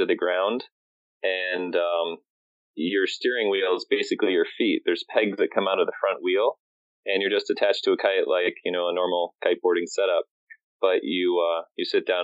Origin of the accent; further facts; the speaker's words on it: Chicago, Illinois, United States; I grew up in Chicago, and just right in the city downtown